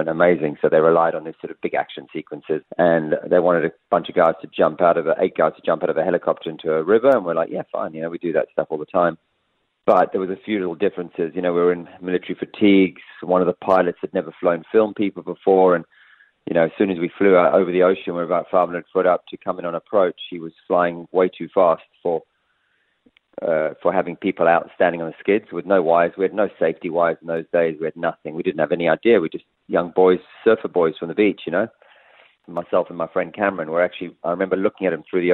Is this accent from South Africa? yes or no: yes; South Africa; moved away; South Africa, growing up, we watched a lot of the American shows